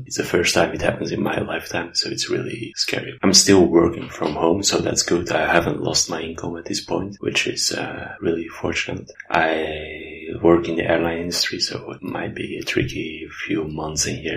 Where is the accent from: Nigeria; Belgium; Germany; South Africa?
Belgium; I'm from Belgium, where I'm currently in the lockdown